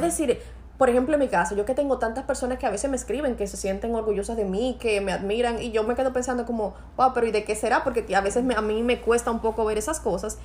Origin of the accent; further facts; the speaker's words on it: Santo Domingo Este, Distrito Nacional, Dominican Republic; yo vengo de un barrio de los Minas